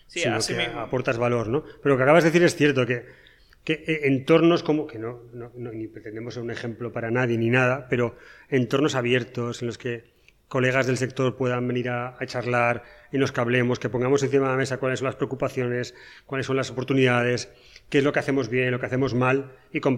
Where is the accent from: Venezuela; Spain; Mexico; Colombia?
Spain; Asturias; moved away as an adult; now in Paraguay; soy asturiano